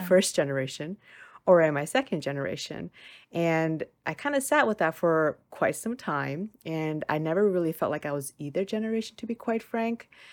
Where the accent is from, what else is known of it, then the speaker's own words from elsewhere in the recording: United States; as an American born citizen